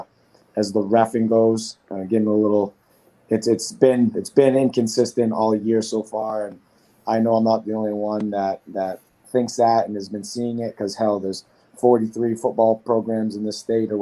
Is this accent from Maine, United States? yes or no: yes; Maine, United States; now in Rhode Island, United States; I'm from Maine